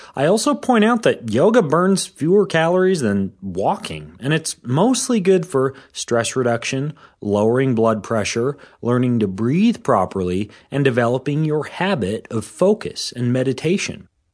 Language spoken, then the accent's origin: English; Washington, United States; here in my hometown in Washington State